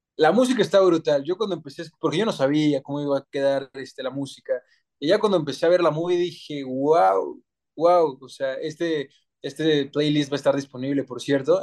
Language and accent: Spanish; Mexico; soy 100% mexicano, más mexicano que el nopal